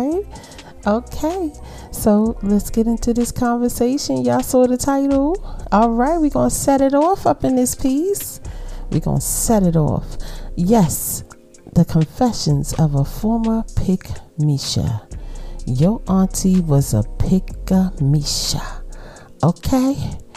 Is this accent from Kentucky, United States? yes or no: no; New York City, New York, United States; accent: Brooklyn; my Brooklyn accent